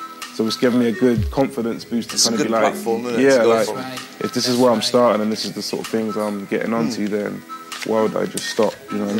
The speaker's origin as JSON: {"language": "English", "town": "Gloucester", "region": "South West England", "country": "United Kingdom", "said": "I'm from the Southwest, from Gloucester."}